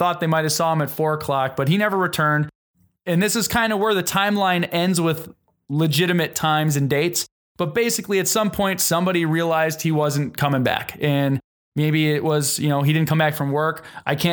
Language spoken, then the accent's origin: English; Wisconsin, United States; We're from Wisconsin